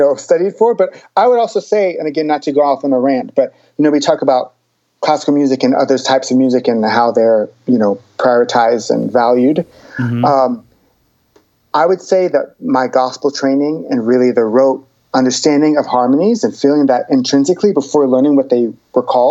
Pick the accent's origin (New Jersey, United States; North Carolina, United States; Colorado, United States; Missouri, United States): North Carolina, United States; I grew up in North Carolina.